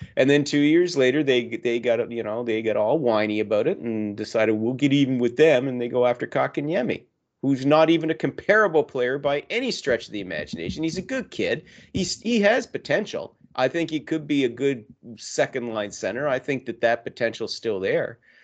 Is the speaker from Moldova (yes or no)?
no; Canada; I'm Canadian